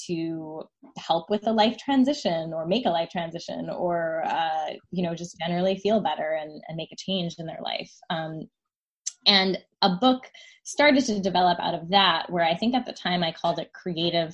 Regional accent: New Jersey, United States; I was commuting from New Jersey to New York City for ballet classes at the time

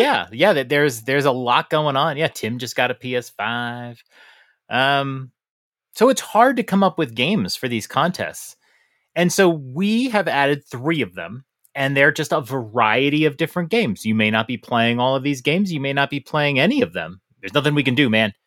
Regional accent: New York, United States; moved away; I'm a New Yorker. I'm from New York.

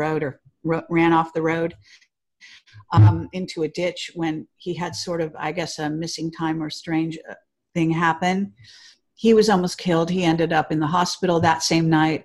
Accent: Palo Alto, California, United States; I was born in Palo Alto

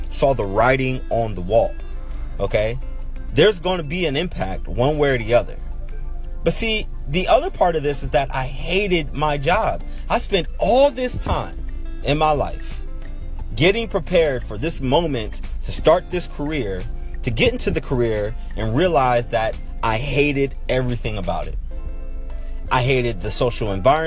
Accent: Pittsburgh, Pennsylvania, United States; moved away as an adult; also born or lived in Baltimore, Maryland / El Segundo, California; I'm born and raised in Pittsburgh, Pennsylvania. I spent 18 years of my life growing up

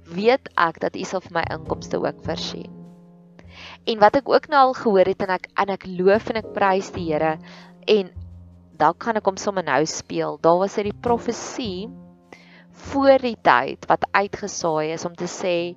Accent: South Africa; dis daar waar ons gevestig begin raak het as 'n Afrikaner nasie

